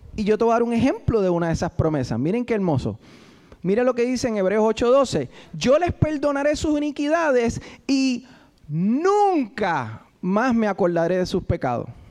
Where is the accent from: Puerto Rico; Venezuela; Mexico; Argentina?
Puerto Rico; los que boricuas